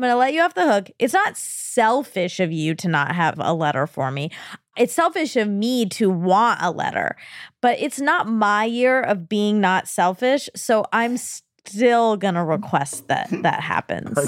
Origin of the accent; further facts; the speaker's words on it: United States; I'm an American